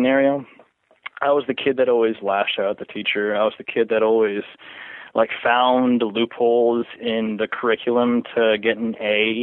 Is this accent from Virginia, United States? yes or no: yes; Springfield, Virginia, United States; moved away; also born or lived in Florida / Fairfax, Virginia; I grew up in Springfield, Virginia, and then I moved to Florida, and then I moved up recently, like in 2012, back here